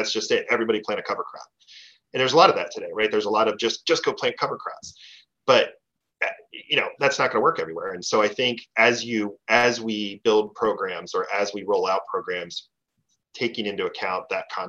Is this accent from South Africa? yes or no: no; East Coast, United States; I grew up on the East Coast, right?